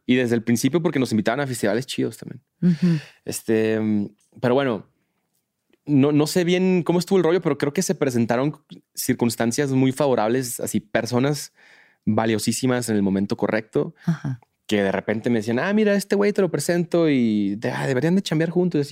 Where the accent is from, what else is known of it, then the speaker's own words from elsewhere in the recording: Mexico; soy de México.